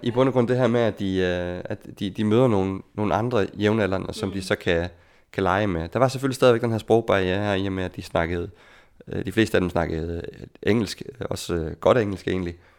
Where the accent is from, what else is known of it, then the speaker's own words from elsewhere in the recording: Denmark; moved away as an adult; som dansker